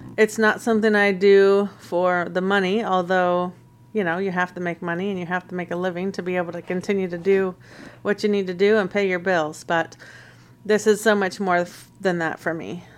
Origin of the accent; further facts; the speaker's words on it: Snohomish County, Washington, United States; I grew up in Washington State in the Snohomish County area in a couple different places